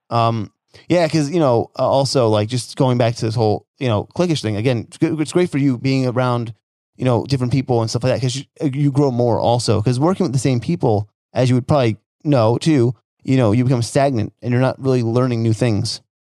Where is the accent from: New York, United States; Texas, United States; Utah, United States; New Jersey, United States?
New Jersey, United States; moved away; I'm from Jersey originally so you know I grew up in a blue oh, collar blue collar town.